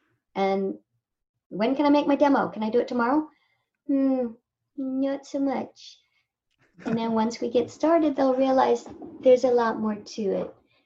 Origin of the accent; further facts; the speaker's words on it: Indio, California, United States; I grew up in India, which is near Coachella